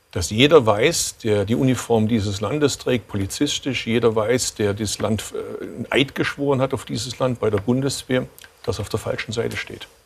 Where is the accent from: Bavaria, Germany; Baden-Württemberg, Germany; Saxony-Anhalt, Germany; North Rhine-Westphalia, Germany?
Baden-Württemberg, Germany; Swabia; als Schwabe